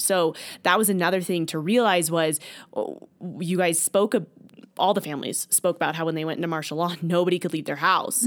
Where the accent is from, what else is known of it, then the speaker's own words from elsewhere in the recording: Stuart, Florida, United States; I am from Stuart, Florida, and attend church there